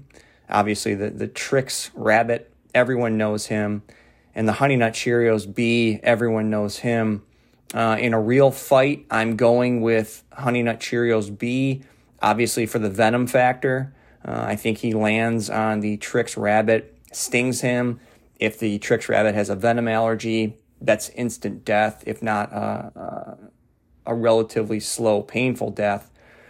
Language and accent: English; Ireland; So I say that as an Irish person.